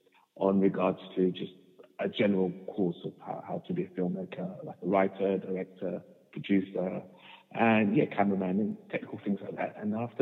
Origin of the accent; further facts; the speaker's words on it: London, United Kingdom; also born or lived in Luanda, Angola; I was born in Angola, Luanda in the 1980s, and I came here when I was two to London, and I've been in London ever since.